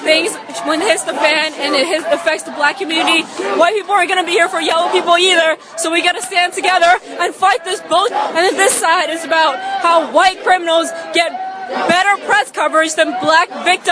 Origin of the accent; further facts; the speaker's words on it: New York, United States; moved away as an adult; now in Washington, D.C., United States; I'm originally from New York, but I lived here for 3 years